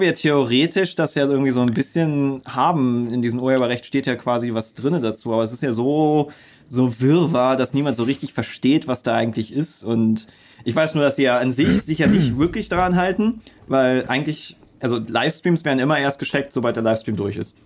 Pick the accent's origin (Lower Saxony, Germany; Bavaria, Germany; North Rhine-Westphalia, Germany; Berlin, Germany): Berlin, Germany; als Berliner